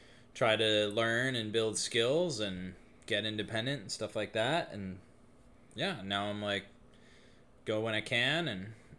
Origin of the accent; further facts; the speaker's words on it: East Coast, United States; moved away; I am from the East Coast.